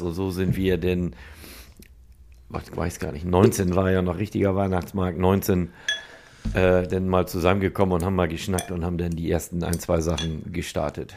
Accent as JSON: {"language": "German", "town": "Nendorf", "country": "Germany", "said": "ich komme aus Nendorf, bin 53 Jahre alt und habe da einen Karosserie- und Lackierbetrieb"}